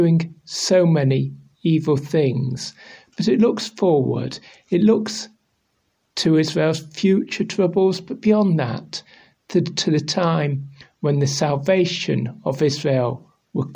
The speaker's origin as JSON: {"language": "English", "region": "England", "country": "United Kingdom", "said": "I'm Bible teacher from England"}